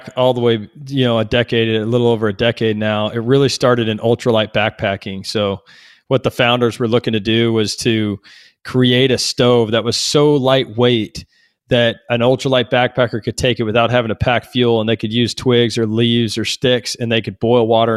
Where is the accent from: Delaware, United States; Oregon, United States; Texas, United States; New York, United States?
Texas, United States; growing up in Texas. I grew up on a 50-acre ranch